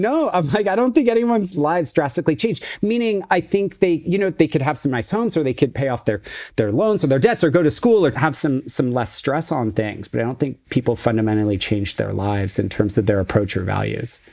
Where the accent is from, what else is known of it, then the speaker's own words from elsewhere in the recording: Silicon Valley, California, United States; I grew up in Silicon Valley, so I grew up literally down the street from Apple